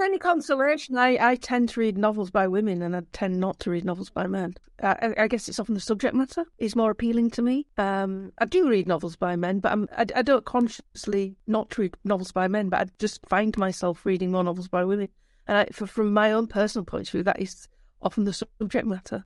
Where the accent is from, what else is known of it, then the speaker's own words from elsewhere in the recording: Yorkshire and the Humber, United Kingdom; accent: Yorkshire; moved away as an adult; also born or lived in London; I'm from Yorkshire, obviously, 'cause you can tell from my accent